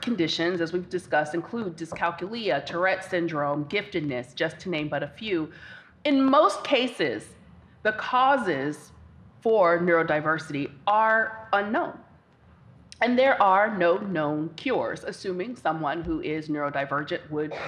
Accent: Cincinnati, Ohio, United States; based back home in my hometown of Cincinnati, Ohio

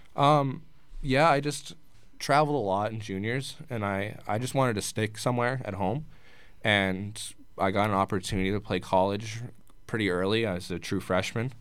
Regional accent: Fort Lauderdale, Florida, United States; moved away as an adult; now in Danbury, United States; I was born and raised in Fort Lauderdale

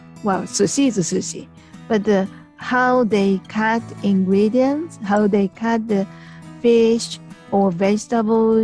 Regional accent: Japan; from Japan

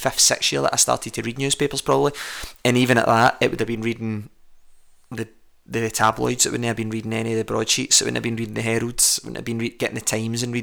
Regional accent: Abraham Hill, Scotland, United Kingdom; I come from Abraham Hill.

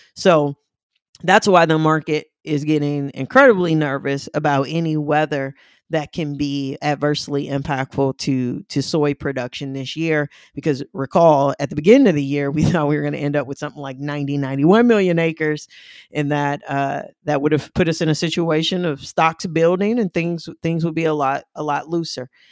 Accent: St. Louis, Missouri, United States; moved away; I'm originally from Saint Louis

